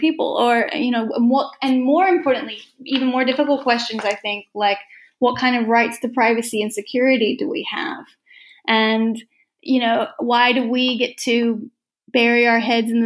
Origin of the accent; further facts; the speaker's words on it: United States; I'm just an American woman